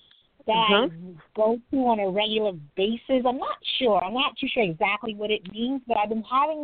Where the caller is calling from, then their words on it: New York, United States; I'm calling from New York.